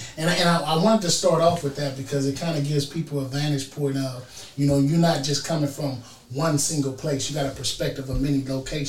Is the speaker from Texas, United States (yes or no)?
no; Bay Area, California, United States; I'm from California here, right. Bay Area, California.